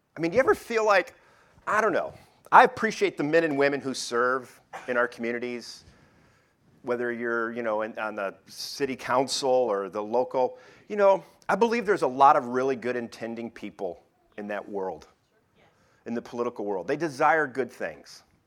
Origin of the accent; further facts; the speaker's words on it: Detroit, Michigan, United States; moved away; I'm from Detroit